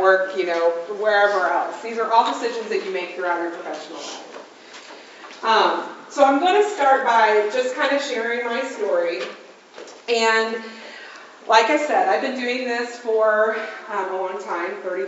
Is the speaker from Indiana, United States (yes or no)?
yes; Evansville, Indiana, United States; I'm from Evansville, Indiana.